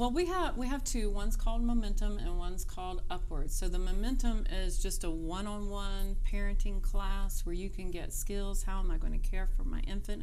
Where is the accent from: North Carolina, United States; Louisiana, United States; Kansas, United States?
North Carolina, United States; moved away as an adult; now in Cincinnati, United States; I'm from North Carolina